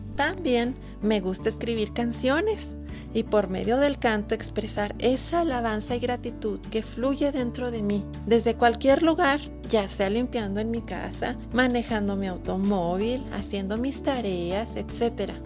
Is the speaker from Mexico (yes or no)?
yes; northern Mexico, Mexico; soy del norte de México